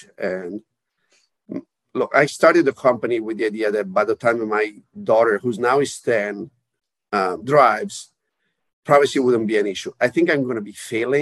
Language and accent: English; Italy; moved away; I'm originally from Italy